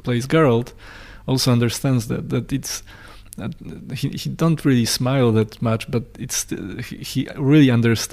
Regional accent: Poland; English is a second language; moved away; I'm Polish and I'm born in the culture

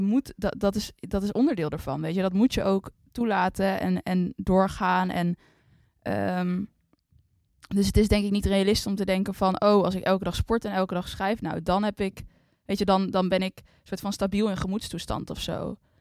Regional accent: Netherlands; wij zijn allebei opgegroeid in Nederland

